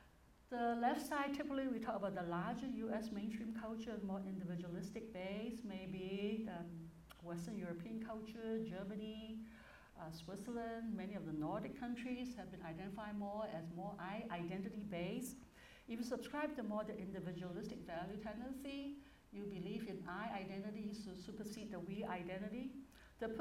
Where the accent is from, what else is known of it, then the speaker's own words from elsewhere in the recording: Hong Kong; moved away as an adult; now in United States; But I was born in Hong Kong, it was a British colony